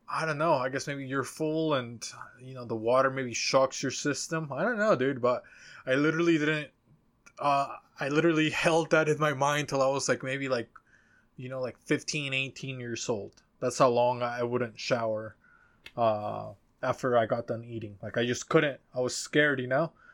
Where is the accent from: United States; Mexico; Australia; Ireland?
Mexico; moved away; I talk about growing up in Mexico